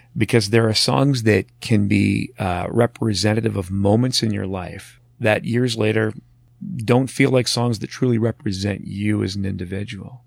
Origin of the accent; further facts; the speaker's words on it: Marathon, Ontario, Canada; growing up in Marathon